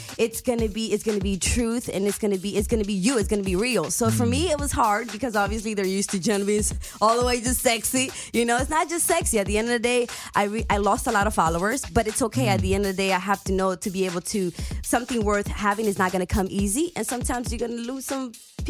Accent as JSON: {"language": "English", "region": "New York", "country": "United States", "said": "I am from New York"}